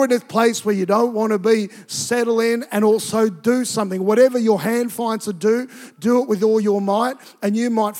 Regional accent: Tonga; moved away; also born or lived in Queensland, Australia; I grew up in Tonga, and it's a tropical environment. And I think when we moved to Queensland

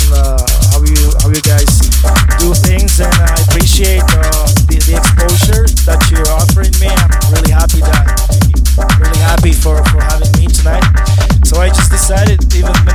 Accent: Slovakia; English is a second language; moved away as an adult; now in Ibiza, Spain; I was raised and born in Slovakia. Basically, I'm based in Ibiza for last 4 years

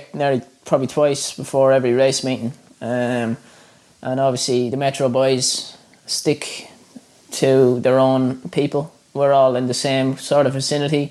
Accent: Ireland; moved away as an adult; now in Australia; I grew up in Ireland

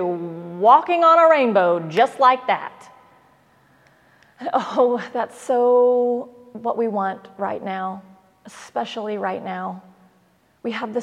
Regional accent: Oklahoma, United States; Like many Oklahomans, I was raised on the Baptist hymnal and country music

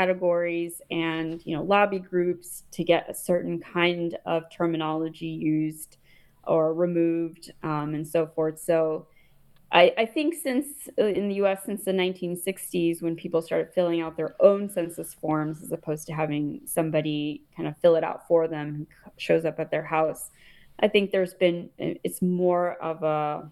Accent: United States; moved away as an adult; also born or lived in India (ancestry); now in England, United Kingdom; I'm living here in England. I'm a person of Indian origin, but I'm American

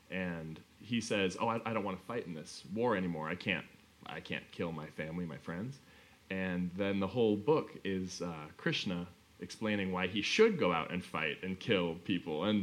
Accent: Pocatello, Idaho, United States; we grew up in Pocatello, Idaho, which is um, pretty close to the border of Utah, and it's kind of uh, it's Mormon country.

